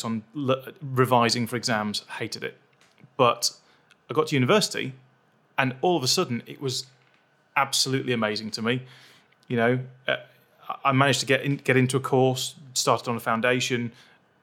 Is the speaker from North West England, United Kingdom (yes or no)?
yes; near Manchester, North West England, United Kingdom; moved away as an adult; also born or lived in Sheffield; I grew up near Manchester, and I went to uni in Sheffield.